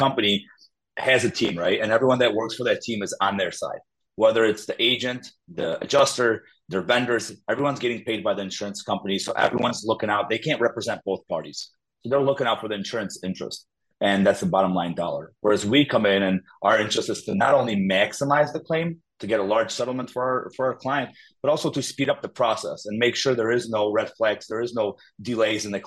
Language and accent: English; Illinois, United States; also born or lived in Poland; now in Crown Point, United States; Grew up in Illinois.